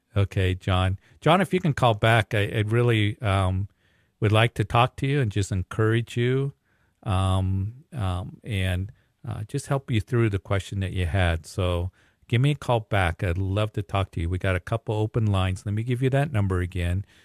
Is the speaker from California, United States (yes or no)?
no; Fountain, Colorado, United States; also born or lived in Aurora, Colorado; I grew up in the Fountain area, Whitefield area